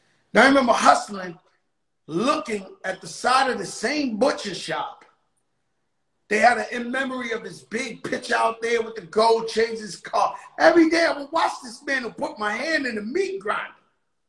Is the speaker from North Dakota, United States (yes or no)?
no; Bronx, New York, United States; You know, I was born in Bronx, Lebanon Hospital on Fulton Street. Across the street from where Larry Davis got into all that mess. Started from nothing. Me personally, proud of where I come from.